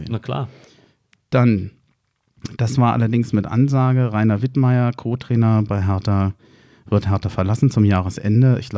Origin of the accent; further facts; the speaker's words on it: Berlin, Germany; Also als Berliner sage ich FC Will.